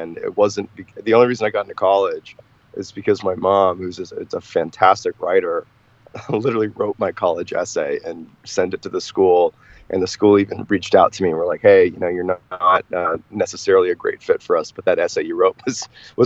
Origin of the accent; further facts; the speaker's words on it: Boston, Massachusetts, United States; I grew up in Boston, Mass